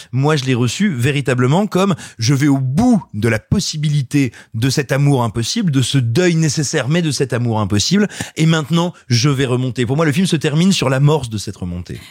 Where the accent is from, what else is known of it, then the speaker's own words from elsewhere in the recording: Clermont-Ferrand, Auvergne-Rhône-Alpes, France; J'ai grandi à Clermont-Ferrand